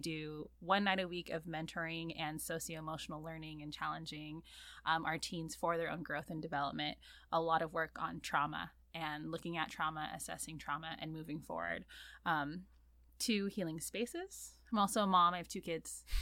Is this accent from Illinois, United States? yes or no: no; La Palma, California, United States; also born or lived in Santa Cruz, California / Queens, New York; I grew up in Orange County, North Orange County, a little town called La Palma